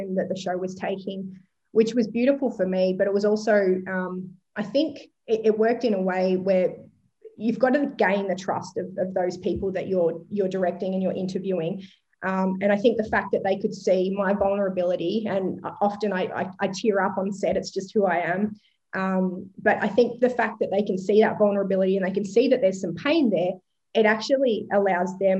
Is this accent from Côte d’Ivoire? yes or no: no; Longford, Victoria, Australia; moved away as an adult; also born or lived in Melbourne; I'm an eighth generation Gippslandian, so my family has been there for eight generations, and I grew up in Longford on a small hobby farm